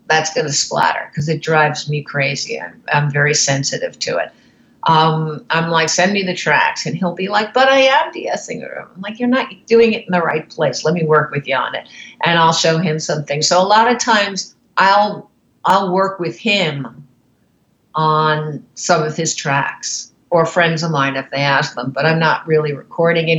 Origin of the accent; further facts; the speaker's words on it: New York City, New York, United States; I started out in New York City. I grew up in New York.